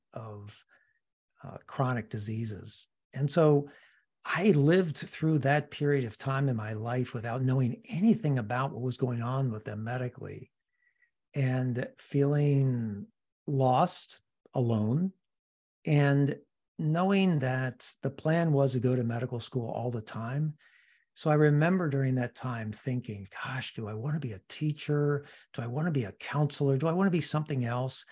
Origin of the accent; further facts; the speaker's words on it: Washington, District of Columbia, United States; moved away as an adult; now in Seattle, United States; I'm originally from the East Coast, from Washington, D.C.